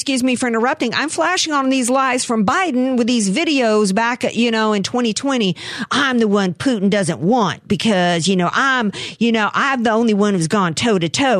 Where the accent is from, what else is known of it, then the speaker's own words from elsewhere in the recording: the South, United States; I'm from the South.